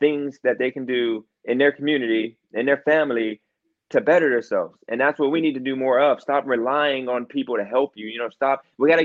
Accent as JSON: {"language": "English", "town": "Youngstown", "region": "Ohio", "country": "United States", "tie": "born or raised there", "moved": "yes", "said": "Youngstown, my hometown"}